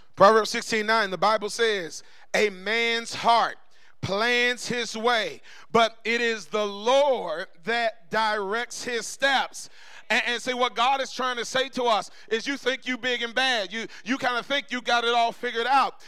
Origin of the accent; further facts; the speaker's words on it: Tallahassee, Florida, United States; about uh, 16 years old, growing up in Tallahassee